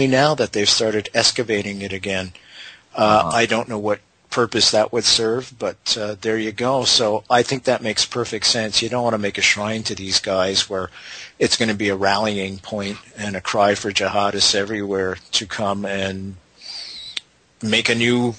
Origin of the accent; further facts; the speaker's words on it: Canada; I'm a Canadian